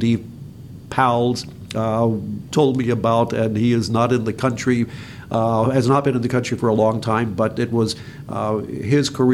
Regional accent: Fort Pierce, Florida, United States; that area used to be my hometown growing up area

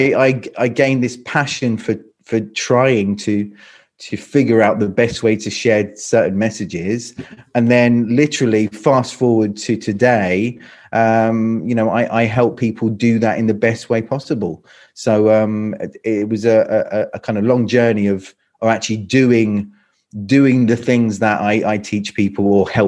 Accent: London, United Kingdom; now in Croatia; No, not at all. Not at all. So I'm from London. So I'm British. I'm from London. I've lived here in Croatia for about 20 years. Lived in 7 countries in total.

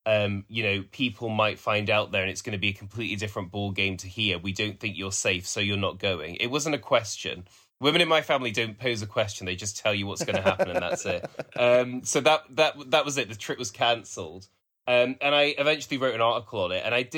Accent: Walsall, West Midlands, United Kingdom; also born or lived in Black Country; So first of all, I'm not exactly from Birmingham. I'm from, I would say, two small towns outside. So I grew up in Walsall, but I spent all my weekends with my grandparents in the Black Country.

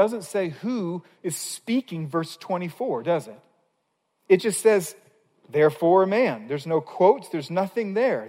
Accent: Missouri, United States; I grew up in Missouri, was in college in Missouri

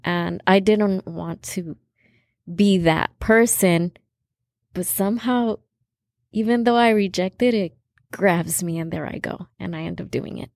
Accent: California, United States; I was born in California

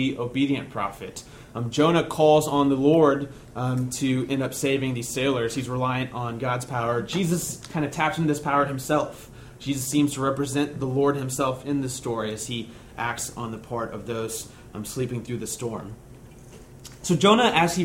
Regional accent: United States; being an American Christian

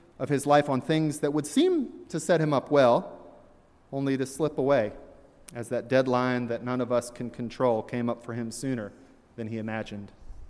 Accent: Virginia, United States; born there; also born or lived in Deep South; though I was born in Virginia and lived much of my life in the Deep South, I have also spent good time in Poughkeepsie and Hartford and Boston.

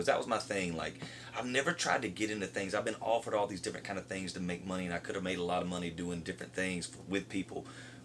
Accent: Tifton, Georgia, United States; moved away as an adult; also born or lived in Nashville; I love my hometown. Anybody, like, I love Tifton

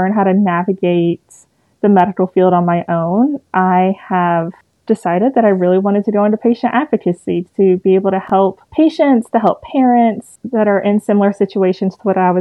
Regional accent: East Tennessee, United States; I'm from East Tennessee, born and raised

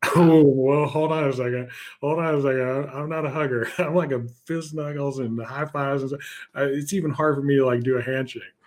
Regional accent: Houston, Texas, United States; moved away; also born or lived in Wisconsin; My hometown, uh, Houston

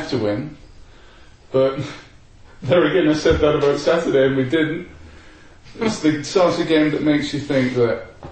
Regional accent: Scotland, United Kingdom; accent: slight Scottish; My slight Scottish accent.

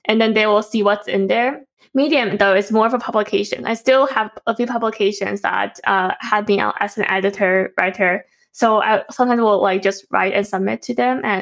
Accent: Taipei, Taiwan; moved away; we grew up in Taipei

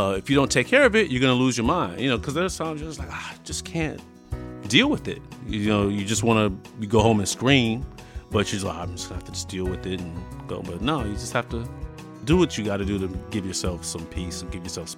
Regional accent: Tucson, Arizona, United States; moved away as an adult; also born or lived in Bermuda / Wichita, Kansas; now in Grandview, Missouri, United States; I was born in Bermuda. Moved to the States when I was nine. Moved to Arizona, Tucson, Arizona. Lived there, went to high school

